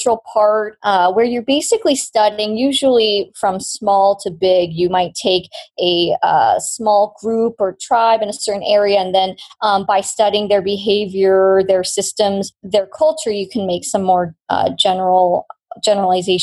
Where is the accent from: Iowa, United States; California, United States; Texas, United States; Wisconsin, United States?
California, United States; Bay Area; also born or lived in Cupertino; I grew up in the Bay Area. I lived in the same house for 32 years now, but my parents just never moved